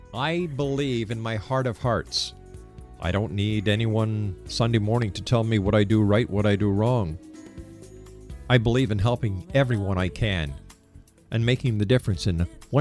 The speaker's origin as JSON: {"language": "English", "town": "Montreal", "region": "Quebec", "country": "Canada", "said": "I'm from Montreal, and I used to love going up to St. Joseph's Oratory"}